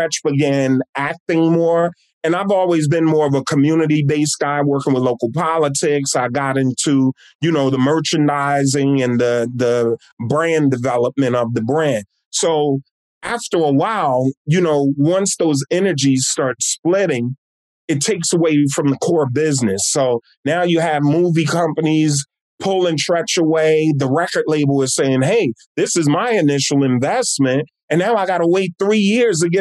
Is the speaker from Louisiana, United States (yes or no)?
no; East Orange, New Jersey, United States; I'm born and raised in my hometown of East Orange, New Jersey